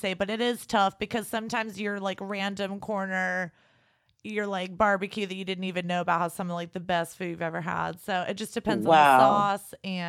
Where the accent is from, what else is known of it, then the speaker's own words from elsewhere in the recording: Texas, United States; moved away; We're from Texas.